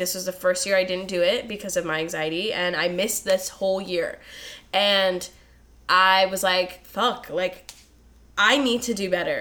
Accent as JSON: {"language": "English", "region": "East Coast", "country": "United States", "tie": "born or raised there", "moved": "as an adult", "said": "I grew up on the East Coast for 19 years, moved out here"}